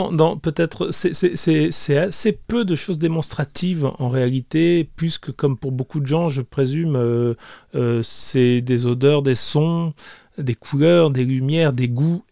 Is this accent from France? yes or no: yes; France; also born or lived in Liguria, Italy; je suis né en France, mais j'ai passé énormément de temps en Italie et dans cette région-là.